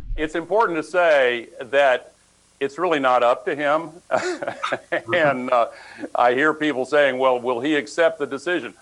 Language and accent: English; Ohio, United States; I'm from Laredo, Ohio, which is a Democrat city in Ohio